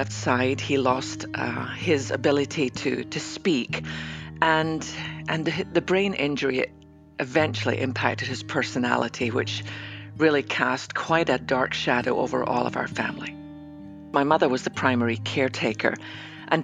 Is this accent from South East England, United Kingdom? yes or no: no; west coast of Scotland, United Kingdom; now in Dallas, United States; I might live in Dallas, Texas, but I was born on the west coast of Scotland